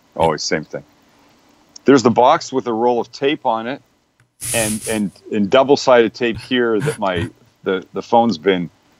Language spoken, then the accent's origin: English; Vancouver, British Columbia, Canada; now in United States; I'm originally from Vancouver, Canada.